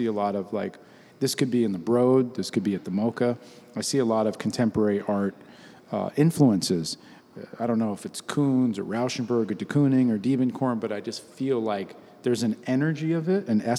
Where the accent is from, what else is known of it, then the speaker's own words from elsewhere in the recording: New York City, New York, United States; growing up in New York City, uptown, going to school on 137th Street